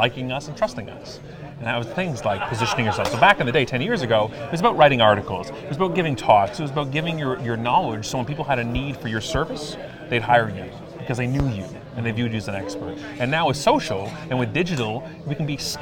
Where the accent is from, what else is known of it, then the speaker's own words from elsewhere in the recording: Canada; being Canadian.